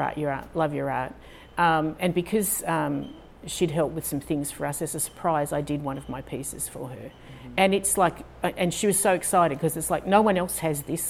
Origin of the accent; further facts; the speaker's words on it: Australia; also born or lived in Houston, United States; now in United States; I sound a little different. I'm Australian.